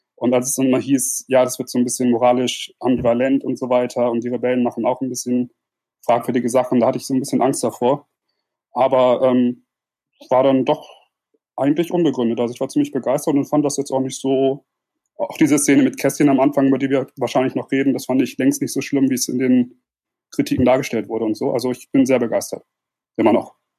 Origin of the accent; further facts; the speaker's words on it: Germany; komme aus der Nähe von Bremen.